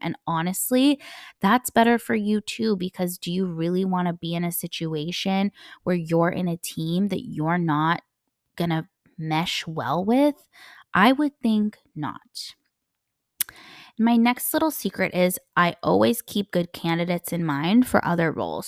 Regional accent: United States; first language English; moved away; I'm a native English speaker, I'm, you know, half American, I grew up in the States

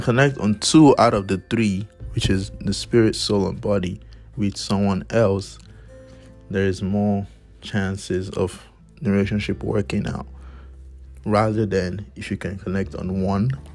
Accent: Nigeria; moved away; back in my home country, my blessed country, Nigeria

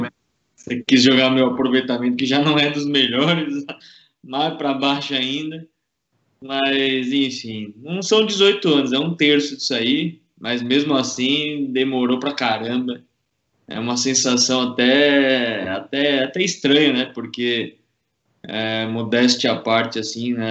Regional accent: São Paulo, Brazil; moved away as an adult; nasci na ZN, cresci, estudei na ZN, fiz tudo na ZN

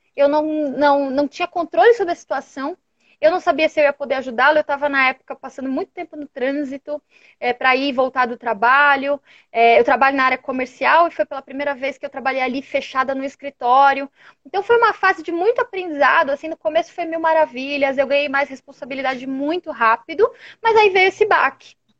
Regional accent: São Paulo, Brazil; sou aqui de São Paulo

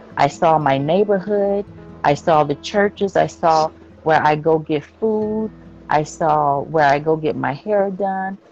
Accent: United States; growing up in America

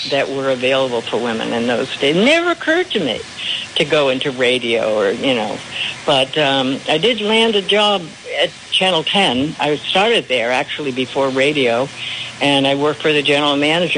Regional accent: Rhode Island, United States; I grew up in Rhode Island

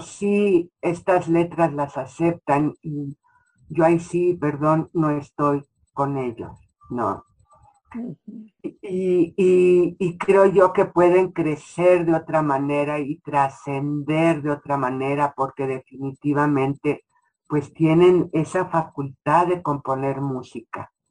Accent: Mexico

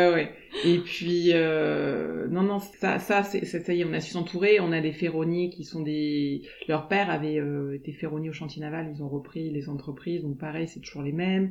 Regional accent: Aix-en-Provence, Provence-Alpes-Côte d'Azur, France; also born or lived in Lausanne; now in La Ciotat, France; on a grandi sur Aix

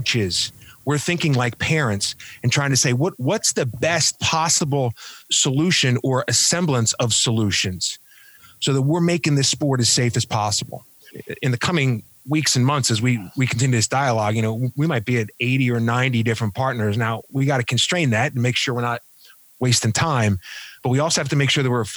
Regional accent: Philadelphia, Pennsylvania, United States; moved away as an adult; now in California, United States; I'm originally from Philadelphia. I ran a football association outside of Philadelphia years ago.

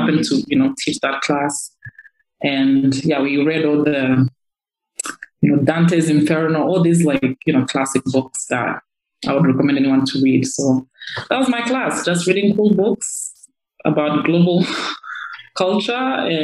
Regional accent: Kigali, Rwanda; also born or lived in Northern Province, Rwanda / United States; I grew up in Kigali, from ages 7 to 18. I mean, before then, I was living in the Northern Province.

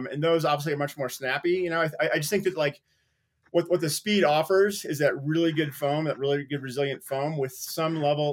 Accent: Midwest, United States; now in Colorado, United States; I grew up skiing in the Midwest.

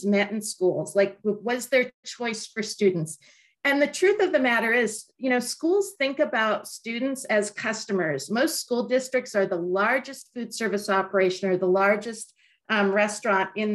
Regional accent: California, United States; as a Californian

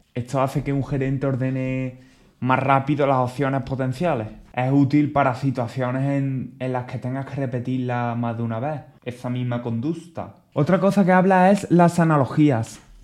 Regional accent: Spain; en mi país, por ejemplo, España

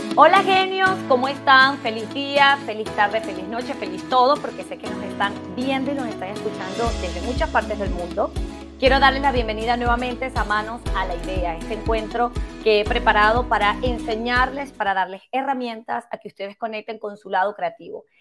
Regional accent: Venezuela; yo también soy de Venezuela

